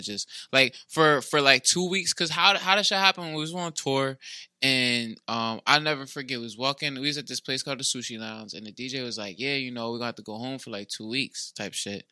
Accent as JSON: {"language": "English", "region": "New Jersey", "country": "United States", "moved": "yes", "said": "I came from South Jersey. I came up here"}